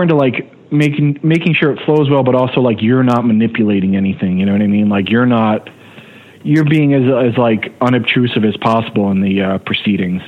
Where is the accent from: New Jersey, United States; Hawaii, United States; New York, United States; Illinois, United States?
New Jersey, United States; I was a guy from New Jersey